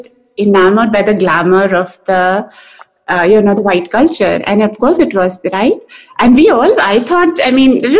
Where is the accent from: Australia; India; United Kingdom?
India; now in United States; I feel like I'm more Indian now in America than I was over there.